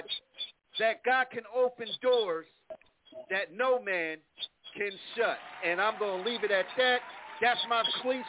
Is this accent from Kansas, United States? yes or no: no; Plainfield, New Jersey, United States; moved away; my hometown, yes, Plainfield, New Jersey